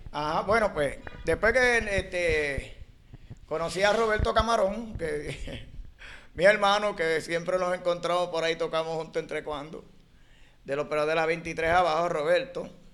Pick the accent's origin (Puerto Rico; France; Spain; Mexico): Puerto Rico; San Juan; Nací en Martín Peña, Santurce, en la 26